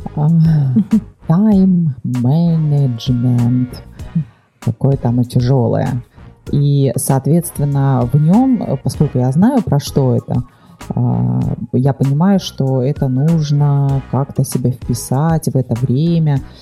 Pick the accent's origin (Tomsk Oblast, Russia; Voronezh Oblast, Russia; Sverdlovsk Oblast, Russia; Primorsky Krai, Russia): Primorsky Krai, Russia; Vladivostok; я родилась во Владивостоке